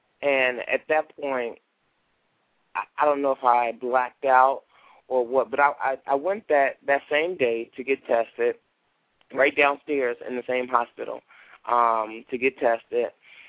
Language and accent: English; Chicago, Illinois, United States; Okay, I grew up in on the south side of Chicago, and I had a rough childhood because my community wasn't one of the best communities.